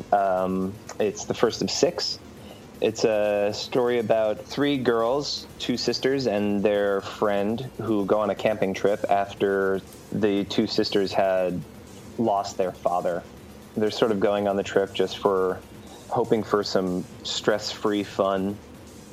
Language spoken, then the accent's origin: English; New Jersey, United States; moved away as an adult; also born or lived in San Francisco; I'm originally from New Jersey. I moved to San Francisco